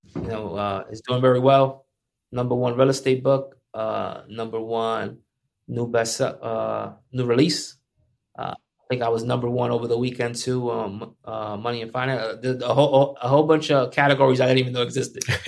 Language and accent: English; Paterson, New Jersey, United States; I'm from Patterson.